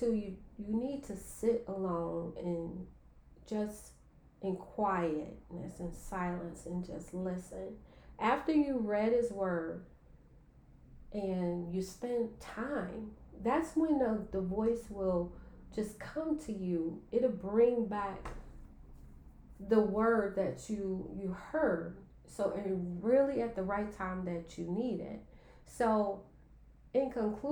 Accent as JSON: {"language": "English", "town": "Chicago", "region": "Illinois", "country": "United States", "tie": "born or raised there", "said": "I was growing up in Chicago"}